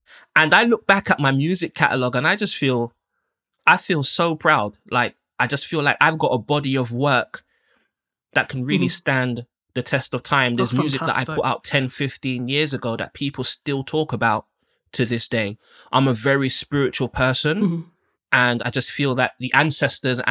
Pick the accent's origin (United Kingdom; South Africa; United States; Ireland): United Kingdom; also born or lived in Jamaica (ancestry); being Black and British, being a second, third generation West Indian person and what Britain feels like for us.